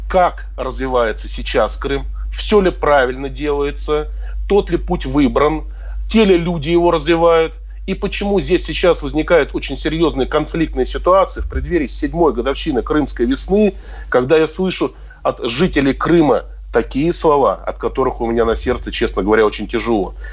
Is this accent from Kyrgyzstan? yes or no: no; Moscow, Russia; now in Crimea; Я коренной москвич.